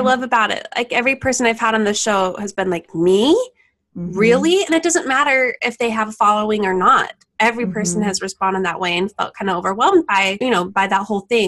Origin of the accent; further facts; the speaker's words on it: Farmington, Utah, United States; also born or lived in East Bay, San Francisco area; now in San Francisco Bay Area, United States; I'm originally from Utah, born and raised in Farmington.